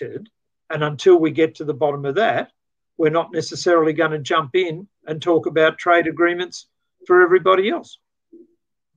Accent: Australia; as an Australian

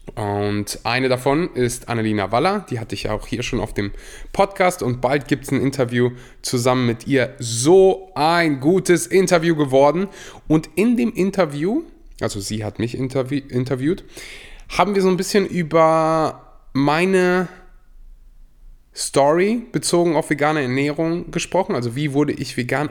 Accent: Germany; Ich bin in Deutschland geboren, in Deutschland aufgewachsen

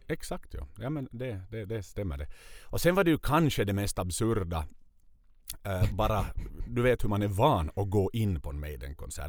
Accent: Vaasa, Ostrobothnia, Finland; varifrån vi kommer, från Vasa.

